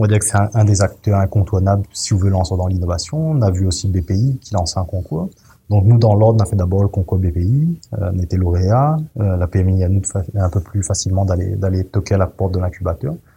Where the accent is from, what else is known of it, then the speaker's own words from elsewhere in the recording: Saint-Benoît, Réunion; moved away as an adult; also born or lived in Saint-André, Réunion / Paris; m'a fait mon enfance à Saint-Benoît, euh, m'a grandi dans le quartier de Brafusy jusqu'à jusqu'à mes 12 ans